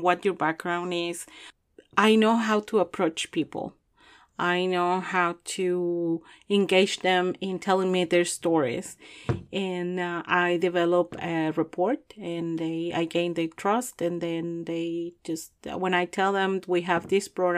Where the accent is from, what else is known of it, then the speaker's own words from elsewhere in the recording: Chihuahua, Mexico; moved away as an adult; also born or lived in Juarez, Mexico; now in Louisville, United States; I am from Mexico, and specifically from Chihuahua. I was raised there in Chihuahua, Chihuahua.